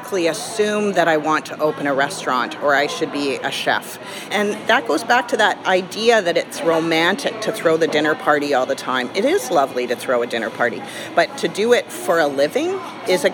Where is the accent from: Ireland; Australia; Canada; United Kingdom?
Canada; as a Canadian